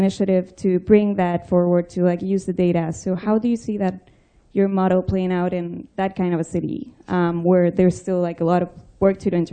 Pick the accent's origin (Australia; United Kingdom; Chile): Chile; moved away; I'm from Chile